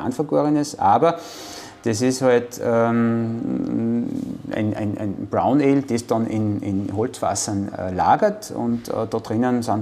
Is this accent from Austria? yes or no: yes; Austria; Aber auch natürlich bei uns in Österreich.